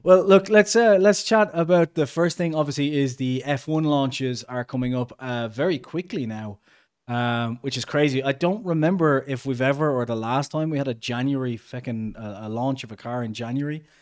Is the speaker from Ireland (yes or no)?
yes; Ireland; we're both Irish